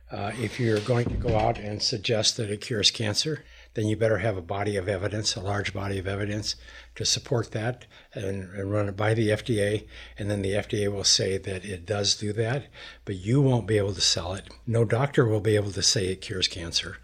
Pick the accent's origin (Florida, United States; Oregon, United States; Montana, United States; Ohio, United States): Montana, United States; I'm a cowboy from Montana.